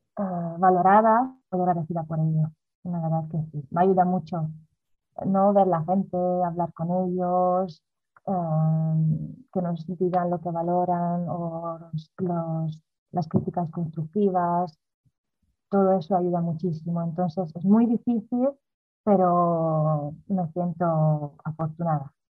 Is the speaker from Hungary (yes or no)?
yes; Hungary; moved away as an adult; also born or lived in Galicia, Spain / Netherlands; now in Spain; yo nací en Hungría, a los 18 años me he venido a España a vivir con mi madre